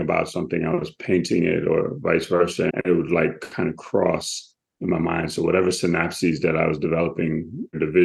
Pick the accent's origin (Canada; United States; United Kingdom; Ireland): United States; New York City, New York; Growing up in Brooklyn, being Caribbean, growing up in the Williamsburg Projects